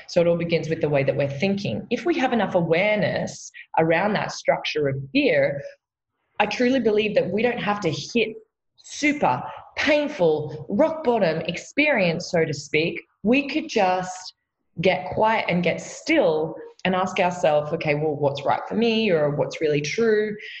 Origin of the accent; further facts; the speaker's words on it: Australia; I am an Aussie from down under